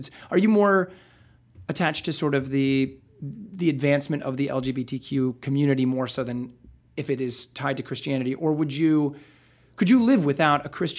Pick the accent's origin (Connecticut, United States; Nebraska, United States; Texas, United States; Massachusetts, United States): Nebraska, United States; I'm from Nebraska.